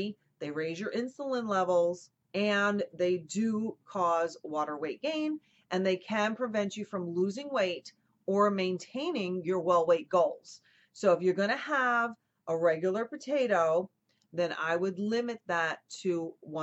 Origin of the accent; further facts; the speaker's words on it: New Jersey, United States; I grew up with in New Jersey